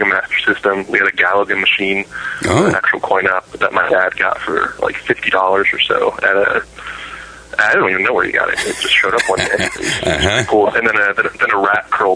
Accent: Michigan, United States; moved away as an adult; also born or lived in Wilkes-Barre, Pennsylvania; now in California, United States; I moved to Michigan when I was about 4, and grew up there in the nice Midwest cold and the humid summers

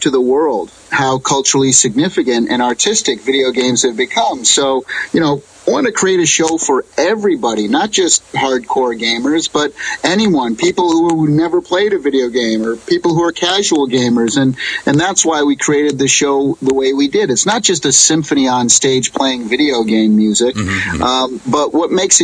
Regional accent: Springfield, Massachusetts, United States; moved away as an adult; now in California, United States; I grew up on the East Coast in Springfield, Massachusetts

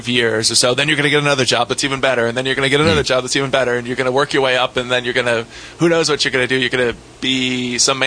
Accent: Ohio, United States; I grew up in Ohio

